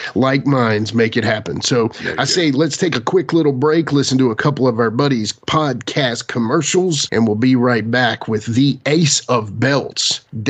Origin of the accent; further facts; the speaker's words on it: Southwest Virginia, United States; we're just two kids from Southwest Virginia